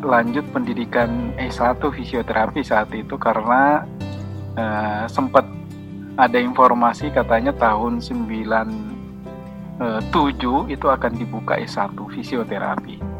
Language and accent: Indonesian; Makassar, South Sulawesi, Indonesia; moved away as an adult; now in Jakarta, Indonesia; saya dari Makassar dari ujung Pandang